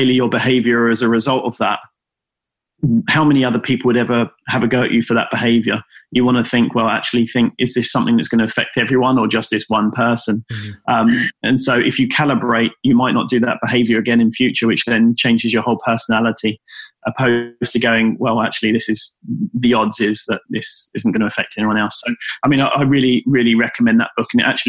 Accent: United Kingdom; we're British

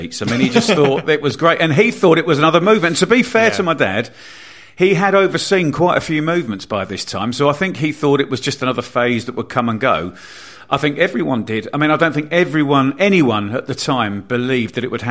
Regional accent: Bournemouth, South West England, United Kingdom; I grew up in Bournemouth in a very white, very middle class sort of town, village

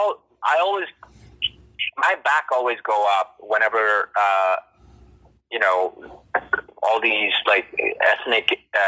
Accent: Toronto, Ontario, Canada; living and growing up and living in Toronto

